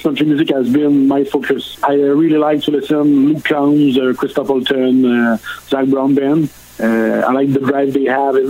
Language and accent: English; Odette, southern Quebec, Canada; accent: French; first language French; English is a second language; I'm from Odette. It's a small town in southern Quebec. My father was a maple syrup producer